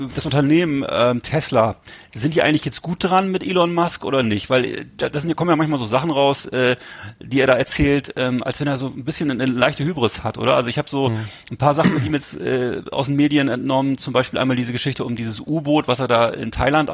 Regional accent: Germany; Ich war natürlich als Deutscher

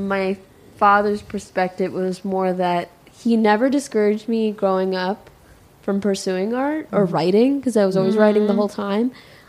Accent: Chicago, Illinois, United States; moved away as an adult; also born or lived in New Haven, Connecticut; my parents are immigrants from Pakistan. And my siblings and I, we're born and raised in Chicago. We were all born here. And I lived in Chicago up until I was 18. I went away to school.

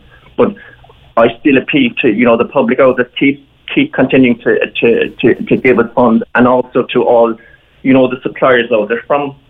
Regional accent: West Cork, Munster, Ireland; moved away as an adult; now in East Cork, Ireland; I'm not from Killa, I'm from West Cork originally, but I came to live in East Cork in 95

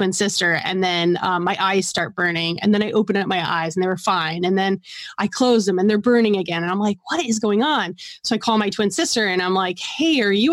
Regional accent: New York City, New York, United States; I'm from New York City

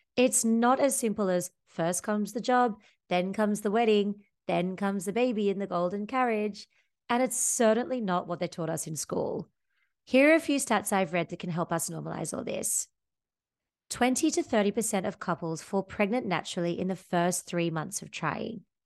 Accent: Sydney, New South Wales, Australia; moved away as an adult; now in Amsterdam, Netherlands; I come from Sydney, Australia. I had a happy childhood under the sun with my friends and family

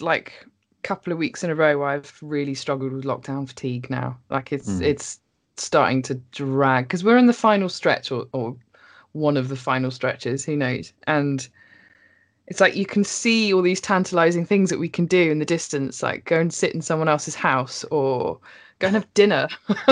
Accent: Norfolk, East of England, United Kingdom; now in Bristol, United Kingdom; I'm not even born and bred Bristol. I'm from Norfolk

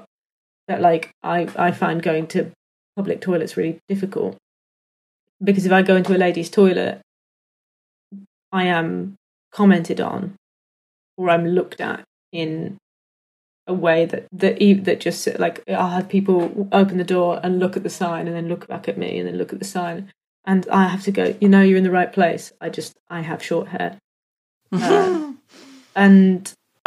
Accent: United Kingdom; I'm British

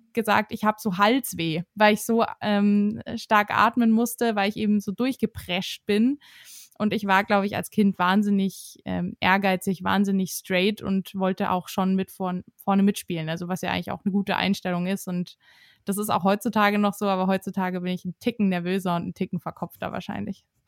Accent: Herrsching am Ammersee, Bavaria, Germany; now in Munich, Germany; ich bin 26 Jahre alt und wohne und komme aus München, beziehungsweise komme ich aus Hersching am Ammersee.

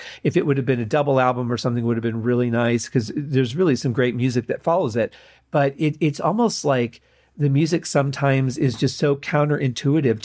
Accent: Mount Clemens, Michigan, United States; We grew up in Mount Clemens, Michigan

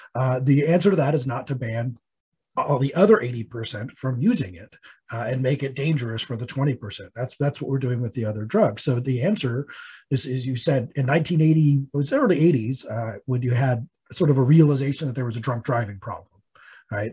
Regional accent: Colorado, United States; my home state of Colorado

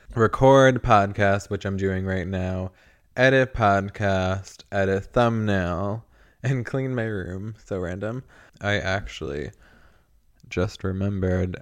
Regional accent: New York, United States; moved away; the only way I would move back to New York, I think, is if I could afford to live in Manhattan

